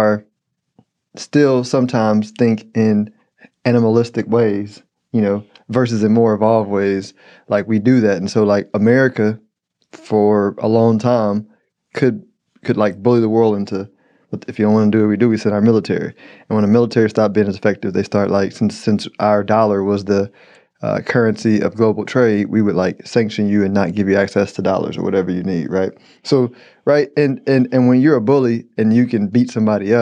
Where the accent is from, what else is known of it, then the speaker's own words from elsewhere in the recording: United States; I'm an American